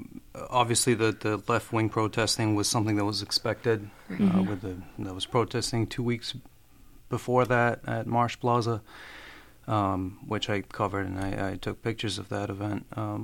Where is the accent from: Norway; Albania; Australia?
Albania; English is a second language; now in Worcester, United States; I am originally from Albania. Moved here in 2010. I went for my undergrad in Worcester, where I live now.